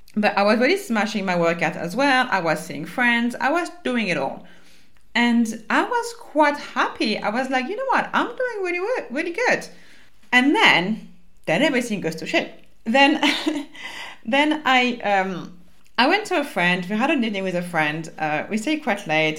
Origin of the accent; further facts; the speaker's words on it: France; accent: French; English is a second language; moved away; my French accent